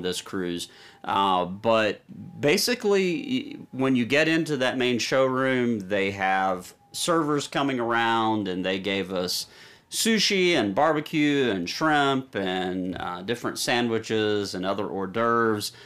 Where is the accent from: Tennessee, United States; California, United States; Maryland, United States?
Tennessee, United States; Nashville; we're from Nashville, Tennessee, Music City